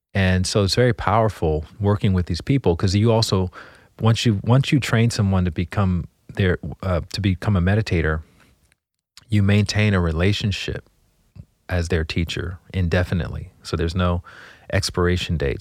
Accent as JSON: {"language": "English", "town": "Montgomery", "region": "Alabama", "country": "United States", "tie": "born or raised there", "also_born_or_lived": "Washington, D.C.", "moved": "as an adult", "said": "I grew up in Montgomery, Alabama"}